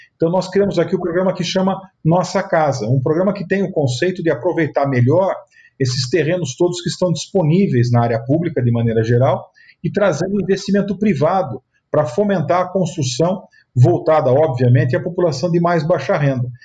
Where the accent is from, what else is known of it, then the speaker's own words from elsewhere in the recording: Sorocaba, São Paulo, Brazil; eu sou de Sorocaba, interior de São Paulo